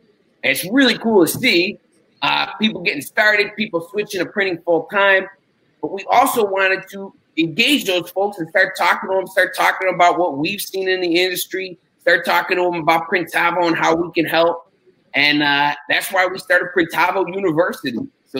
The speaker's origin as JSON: {"language": "English", "town": "Chicago", "region": "Illinois", "country": "United States", "moved": "yes", "lives_now": "Glendale, United States", "said": "I'm from Chicago. I live out in Glendale now, though. Glendale, California."}